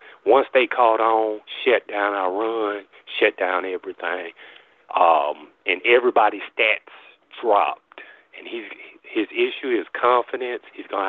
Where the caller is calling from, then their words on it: Montgomery, Alabama, United States; I'm calling from Montgomery, Alabama.